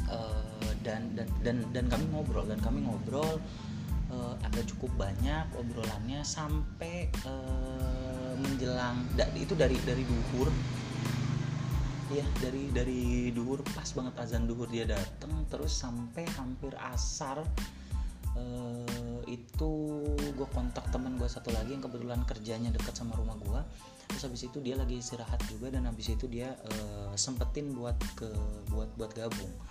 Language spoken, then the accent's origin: Indonesian; Cirebon, West Java, Indonesia; orang satu kota uh, satu kota gue juga di di Cirebon juga